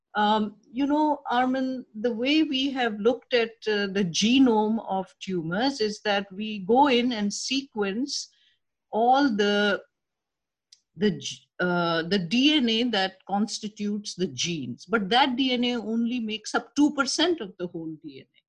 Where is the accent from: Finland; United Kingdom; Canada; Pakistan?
Pakistan; Karachi, Sindh; moved away as an adult; now in New York, United States; I was uh, born and raised in Karachi, Pakistan